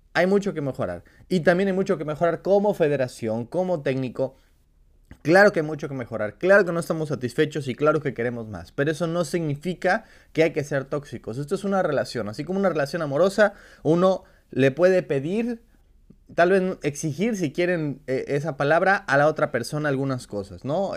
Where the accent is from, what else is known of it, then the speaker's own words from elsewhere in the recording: Mexico; como aficionados mexicanos